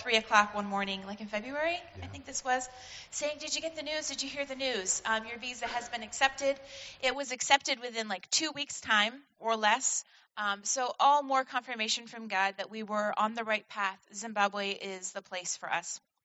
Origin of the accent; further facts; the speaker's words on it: Vermont, United States; moved away as an adult; now in Washington, United States; I was born and raised in Vermont to um, a family of dairy farmers.